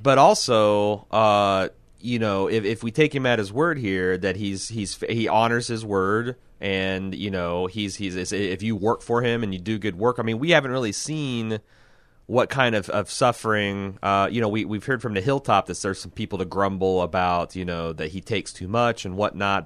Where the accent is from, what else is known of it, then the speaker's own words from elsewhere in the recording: Midwest, United States; I'm from the Midwest